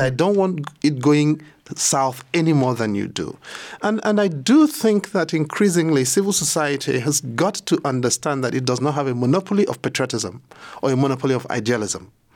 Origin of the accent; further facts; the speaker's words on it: Nigeria; as a Nigerian